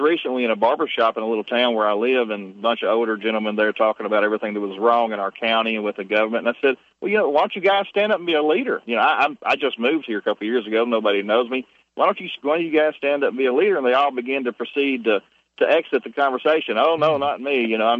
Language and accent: English; the South, United States; I'm a Southerner.